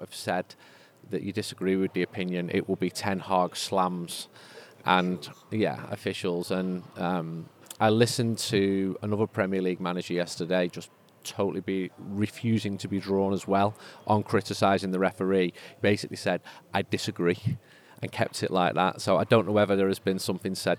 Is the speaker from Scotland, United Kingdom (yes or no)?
no; Manchester, North West England, United Kingdom; also born or lived in Bahamas; When we were 4 years old, we moved from Manchester for 18 months to the Bahamas